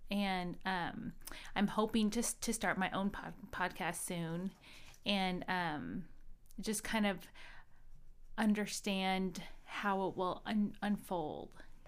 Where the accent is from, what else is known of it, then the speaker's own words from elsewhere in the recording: Midwest, United States; So I went to high school here in the Midwest, and I grew up in the Midwest.